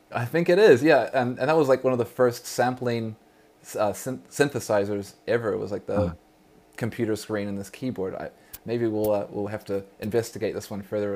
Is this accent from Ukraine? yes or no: no; New Zealand; now in Vancouver, Canada; when I was a youth growing up in New Zealand, Aotearoa